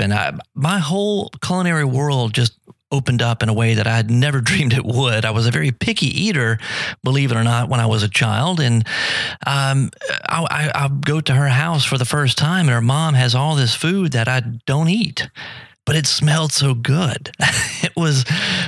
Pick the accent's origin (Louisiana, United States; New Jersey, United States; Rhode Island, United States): Louisiana, United States; South; also born or lived in New Orleans; growing up in South Louisiana, living in New Orleans